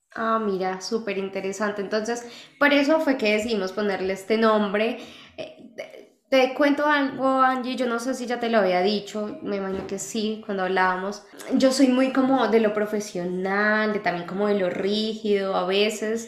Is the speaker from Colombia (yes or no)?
yes; Colombia; de Colombia. Vivimos en países diferentes